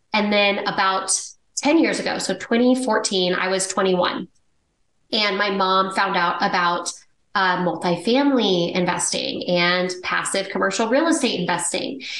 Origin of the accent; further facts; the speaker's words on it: Dallas, Texas, United States; I grew up in Dallas, Texas. It's where I live now